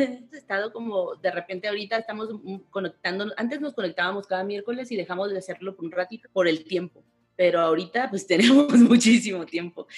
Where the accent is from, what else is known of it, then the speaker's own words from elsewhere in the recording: Tijuana, Baja California, Mexico; moved away as an adult; also born or lived in Ensenada; now in Mexico City, Mexico; yo soy de Tijuana también, pero yo tenía ya 12 años en Ensenada